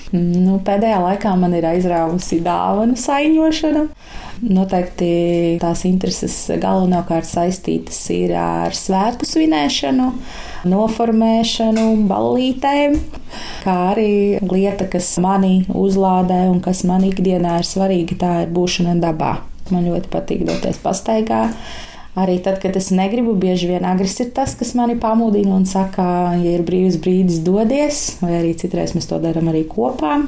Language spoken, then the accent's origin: Latvian; Preiļi, Latgale, Latvia; moved away as an adult; also born or lived in Jelgava; now in Sala Parish, Latvia; Mana dzimtā puse ir preili. Es nāku no preiliem, no Latvijas